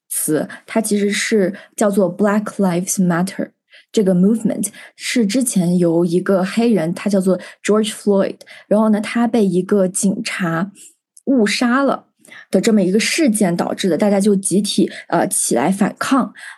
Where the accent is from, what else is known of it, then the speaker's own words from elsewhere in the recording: China; moved away as an adult; 我是来自于祖国的一个少数民族聚集地